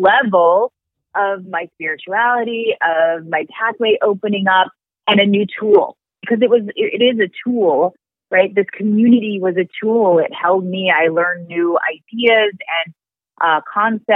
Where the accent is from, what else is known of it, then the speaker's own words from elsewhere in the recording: Raytown, Missouri, United States; moved away as an adult; also born or lived in Los Angeles; I'm from Raytown, Missouri. I didn't get that education in my upbringing.